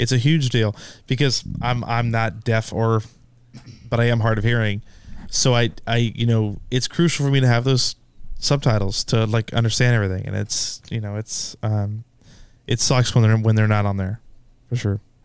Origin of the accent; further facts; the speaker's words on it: Sacramento, California, United States; I'm from, uh, California, Sacramento